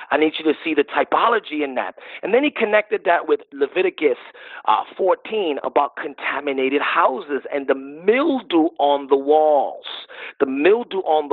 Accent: New York City, New York, United States; I'm also a New Yorker

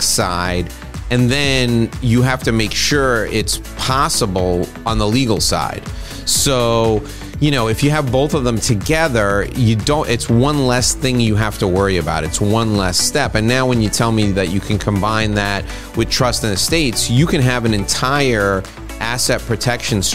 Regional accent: United States; as an American

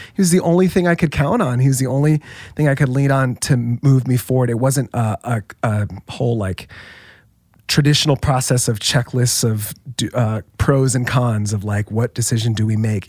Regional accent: Orlando, Florida, United States; moved away as an adult; now in Saddleback, United States; I grew up in Orlando was there um, for most of my life

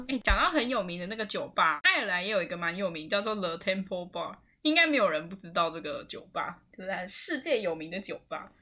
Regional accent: Taiwan; moved away; 我是台湾人

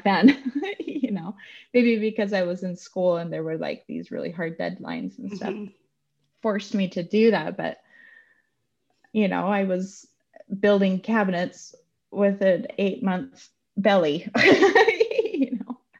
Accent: Utah, United States; I grew up in Utah

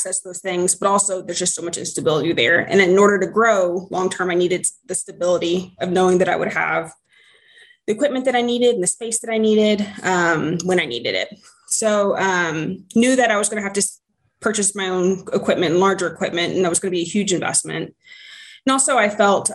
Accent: Houston, Texas, United States; growing up in Houston

